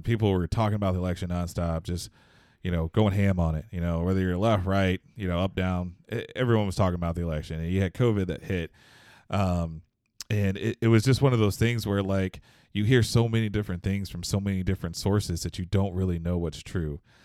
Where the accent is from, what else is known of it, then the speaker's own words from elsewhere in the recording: Houston, Texas, United States; moved away as an adult; now in Michigan, United States; Houston, I was born and raised in Houston